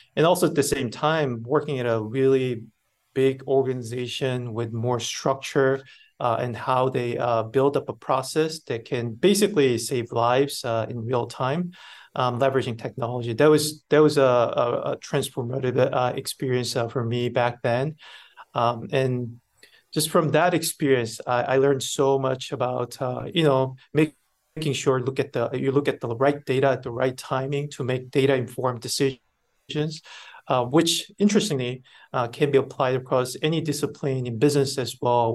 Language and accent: English; South Korea; moved away as an adult; also born or lived in Busan; I was born and raised in Korea, actually a rural part of Korea